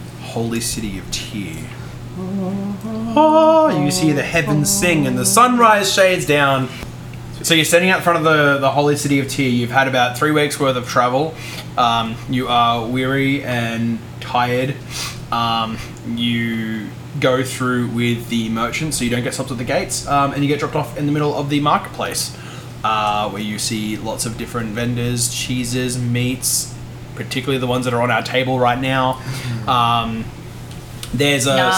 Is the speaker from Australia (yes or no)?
yes; Australia; I'm Australian